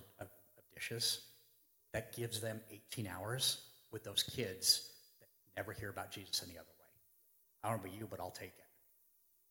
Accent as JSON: {"language": "English", "country": "United States", "said": "As an American"}